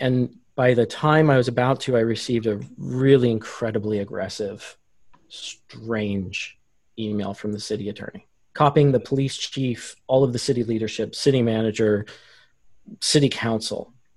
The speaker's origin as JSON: {"language": "English", "town": "Vallejo", "region": "California", "country": "United States", "tie": "born or raised there", "said": "I grew up here in Vallejo"}